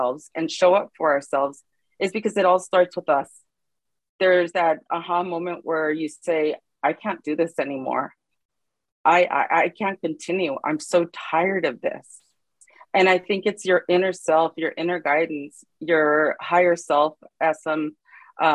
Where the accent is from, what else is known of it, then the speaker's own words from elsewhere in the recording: Los Angeles, California, United States; I'm from Los Angeles, California